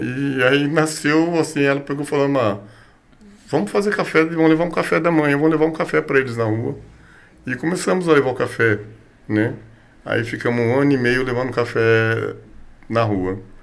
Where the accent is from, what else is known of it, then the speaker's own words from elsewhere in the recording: São Paulo, Brazil; Nasci e me criei em Guianazes